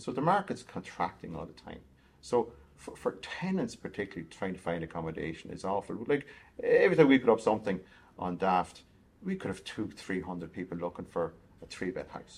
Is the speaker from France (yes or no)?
no; Kells, Leinster, Ireland; moved away; also born or lived in Galway / Edinburgh; I'm from Kells in County Meath, so farming background initially.